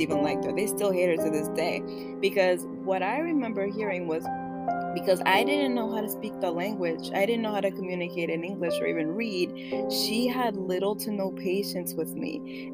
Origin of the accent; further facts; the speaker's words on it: New York City, New York, United States; first language Spanish; English is a second language; I was born in Washington Heights, but being raised by my grandparents, I basically switched back and forth between Washington Heights and the Bronx.